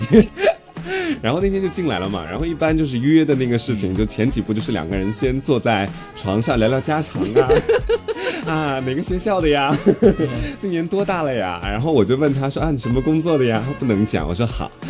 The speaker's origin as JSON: {"language": "Chinese", "region": "Anhui", "country": "China", "tie": "born or raised there", "moved": "yes", "lives_now": "Hangzhou, China", "said": "我安徽那边蛮蛮骚的"}